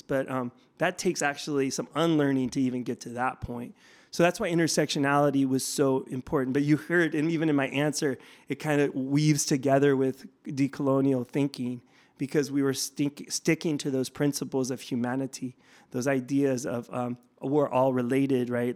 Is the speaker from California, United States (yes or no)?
yes; Bay Area, California, United States; moved away; also born or lived in Tucson, Arizona; I'm not from Tucson. I'm from the Bay Area originally